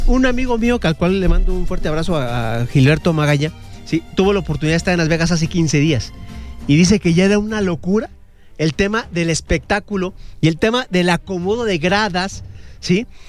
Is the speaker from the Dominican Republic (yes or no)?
no; Mexico; como mexicanos